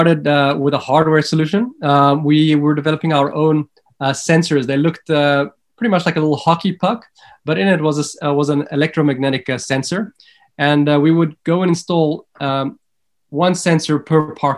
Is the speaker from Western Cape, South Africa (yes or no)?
no; Johannesburg, Gauteng, South Africa; moved away as an adult; also born or lived in London / Sydney / Israel; now in Stockholm, Sweden; I'm born and bred in Johannesburg in South Africa, but I've been living outside of South Africa now for just over 15 years.